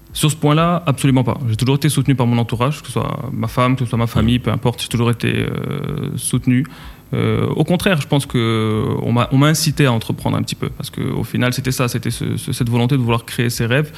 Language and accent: French; Casablanca, Casablanca-Settat, Morocco; moved away as an adult; also born or lived in Switzerland / France; j'ai grandi à Casablanca, j'ai quitté le Maroc pour aller faire mes études en Suisse